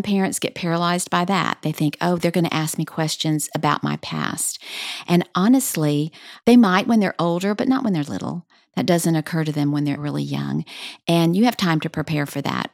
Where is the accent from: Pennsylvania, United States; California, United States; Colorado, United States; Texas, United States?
Texas, United States; El Paso; now in Dallas, United States; I grew up in El Paso